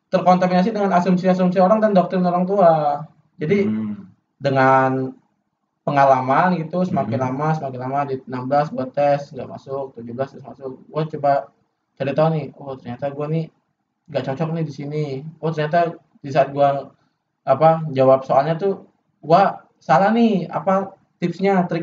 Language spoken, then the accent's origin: Indonesian; Palembang, South Sumatra, Indonesia; padahal kalau di daerahku ya di Palembang ya itu masuk UGM tuh kayak sesuatu yang prestis